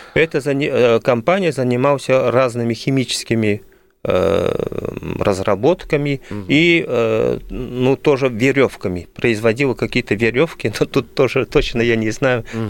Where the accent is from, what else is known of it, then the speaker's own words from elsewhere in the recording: Belgium; moved away as an adult; now in Moscow, Russia; Я родился в Бельгии